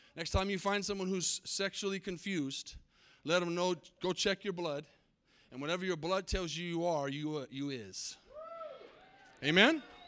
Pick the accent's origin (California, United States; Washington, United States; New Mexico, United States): New Mexico, United States; Albuquerque; I was born in Albuquerque, New Mexico. I'm New Mexican